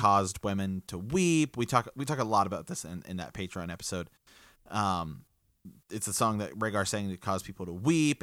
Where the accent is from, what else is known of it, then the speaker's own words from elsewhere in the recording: Ohio, United States; we're from the Kingdom of Ohio